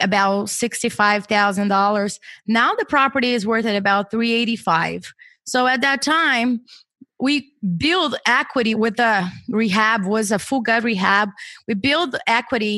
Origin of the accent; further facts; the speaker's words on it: Brazil; moved away as an adult; now in United States; I was born and raised in Brazil, and I came to the U.S. for my master's degree